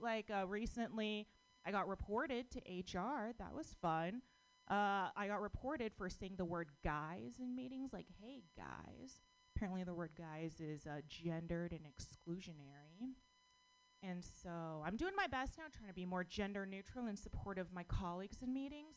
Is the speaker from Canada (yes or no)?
no; United States; born or raised there